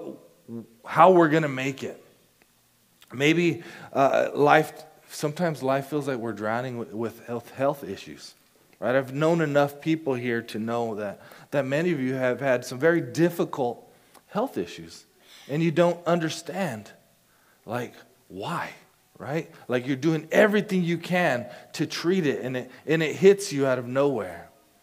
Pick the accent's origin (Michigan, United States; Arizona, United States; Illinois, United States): Arizona, United States; Casa Grande; I grew up in Casa Grande, Arizona.